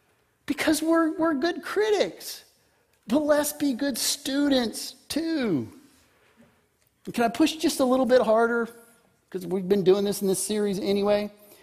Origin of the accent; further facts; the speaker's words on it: Texas, United States; I grew up in the 60s. I grew up on Air Force bases and in West Texas. That was my upbringing.